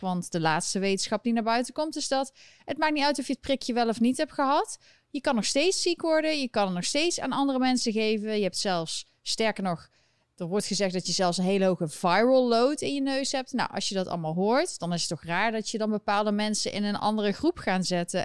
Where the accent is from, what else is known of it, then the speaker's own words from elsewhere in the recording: Eindhoven, North Brabant, Netherlands; now in New York City, United States; Ik kom natuurlijk uit Eindhoven